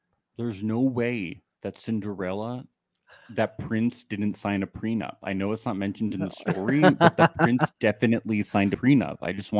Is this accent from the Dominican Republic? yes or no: no; New York, United States; because I'm from New York